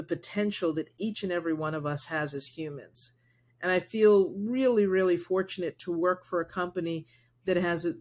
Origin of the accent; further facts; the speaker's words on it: United States; first language Spanish; English is a second language; someone who is Black raised in the United States